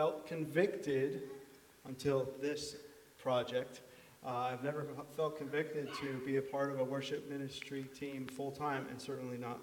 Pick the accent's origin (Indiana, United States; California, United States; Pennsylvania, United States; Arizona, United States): Pennsylvania, United States; Shenandoah; now in Pine Grove, United States; I've lived in Pine Grove the last 25 years or so, and I'm originally from Shenandoah.